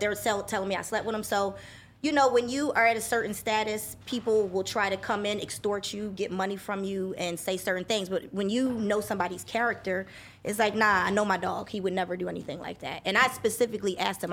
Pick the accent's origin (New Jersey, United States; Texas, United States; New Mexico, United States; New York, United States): New Jersey, United States; moved away as an adult; also born or lived in Philadelphia, Pennsylvania / Los Angeles, California; moved to Jersey when I was nine years old